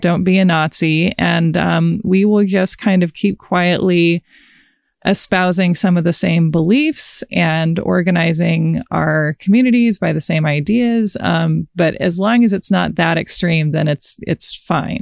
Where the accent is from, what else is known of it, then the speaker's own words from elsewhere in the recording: United States; I am an American